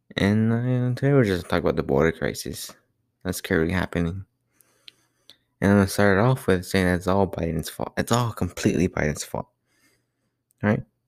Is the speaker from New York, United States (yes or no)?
no; Laredo, Texas, United States; I'm from Laredo